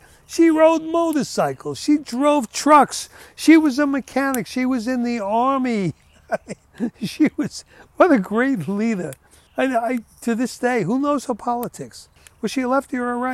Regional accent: United States; I was born here and brought up here and lived here

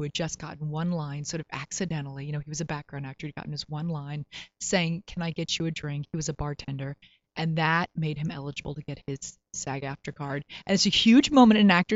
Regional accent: Florida, United States; also born or lived in New York City; now in Los Angeles, United States; I'm from Florida

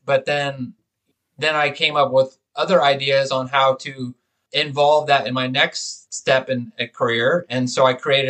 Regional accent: Bay Area, California, United States; growing up in the Bay Area of California, I mean, that's one of the most diverse places in the country.

